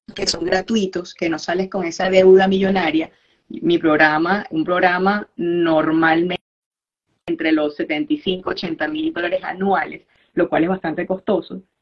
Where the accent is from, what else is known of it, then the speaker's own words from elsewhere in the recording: Valencia, Carabobo, Venezuela; moved away as an adult; also born or lived in near El Paso, Texas; now in United States; yo soy ontólogo ortodoncista de Venezuela, de Valencia